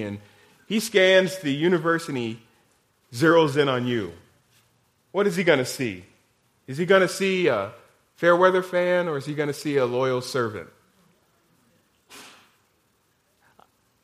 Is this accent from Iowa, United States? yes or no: yes; Iowa, United States; now in Kansas, United States; I'm from Iowa.